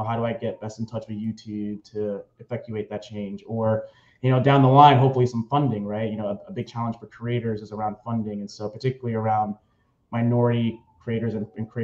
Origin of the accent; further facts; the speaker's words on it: Long Island, New York, United States; also born or lived in Nigeria / Harlem, New York; I'm from New York. I was born in Nigeria, but grew up primarily on Long Island and now reside in Harlem